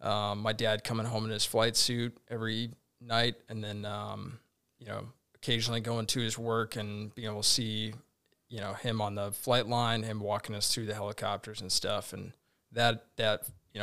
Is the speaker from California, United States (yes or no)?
no; Tucson, Arizona, United States; also born or lived in Portland, Oregon / Albuquerque, New Mexico; I was born in Portland, Oregon, and then really raised in New Mexico, in Albuquerque, New Mexico, and Tucson, Arizona.